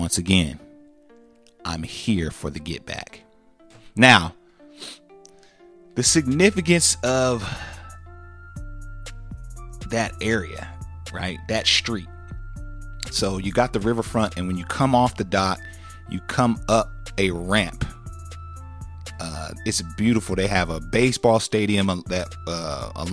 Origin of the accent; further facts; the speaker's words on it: California, United States; we come from California